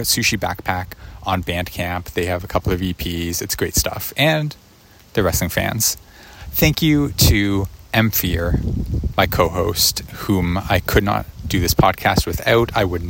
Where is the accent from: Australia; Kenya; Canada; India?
Canada; I apologize. I am Canadian.